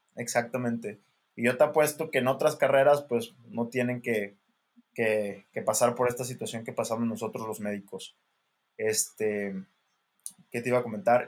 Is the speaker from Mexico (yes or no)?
yes; Mexico; soy el mexicano